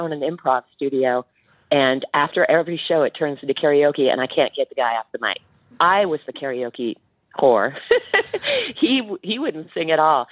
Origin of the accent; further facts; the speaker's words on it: Chicago, Illinois, United States; We're from Chicagoland